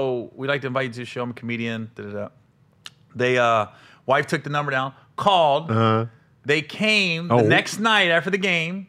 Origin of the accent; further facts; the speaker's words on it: Cincinnati, Ohio, United States; I'm from Cincinnati, man.